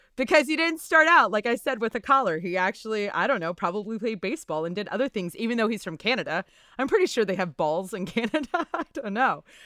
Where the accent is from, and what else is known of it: Natchitoches, Louisiana, United States; born or raised there; now in Texas, United States